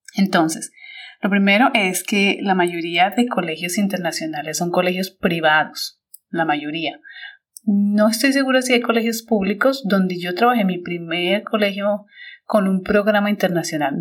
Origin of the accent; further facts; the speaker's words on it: Colombia; moved away as an adult; also born or lived in United States; now in China; cuando yo salí de Colombia